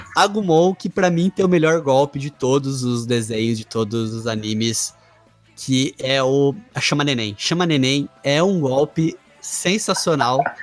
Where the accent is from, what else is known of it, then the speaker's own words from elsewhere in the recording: Bauru, São Paulo, Brazil; da minha cidade natal, da minha terra, Cidade Sem Limites cidade do Bauruzinho